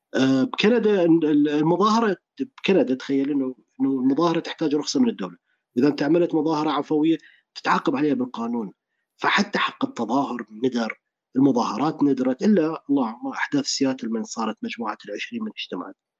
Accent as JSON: {"language": "Arabic", "country": "Iraq", "tie": "born or raised there", "also_born_or_lived": "Dubai, United Arab Emirates", "said": "كبرت بالعراق"}